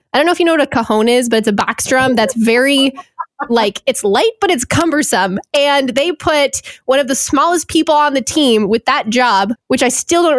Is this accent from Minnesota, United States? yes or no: yes; Duluth, Minnesota, United States; I was born in Duluth, Minnesota. So basically after being born here and then with my dad's job changes and stuff, moved around, but found my way back here.